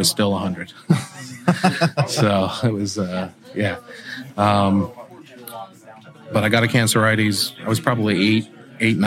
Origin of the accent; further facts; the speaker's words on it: Toronto, Ontario, Canada; originally from Toronto, Ontario. And I grew up in Canada